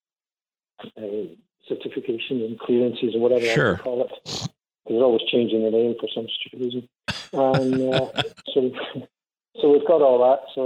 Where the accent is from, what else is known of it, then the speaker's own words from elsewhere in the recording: Scotland, United Kingdom; now in St. Catharines, Canada; I'm Scottish.